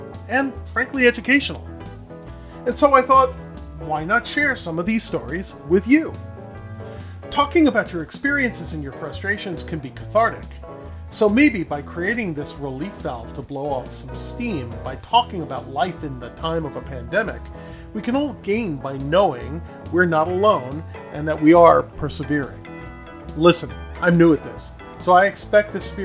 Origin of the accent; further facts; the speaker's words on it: New York City, New York, United States; moved away as an adult; now in Los Angeles, United States; I'm originally from New York City, but I've been living in Los Angeles, California for 30 years.